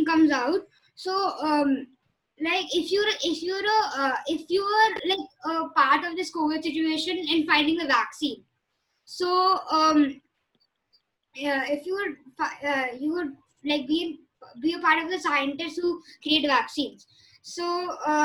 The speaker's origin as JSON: {"language": "English", "region": "Jammu and Kashmir", "country": "India", "said": "I am personally from Kashmir. I'm from Kashmir. I don't know how to speak the language, sadly."}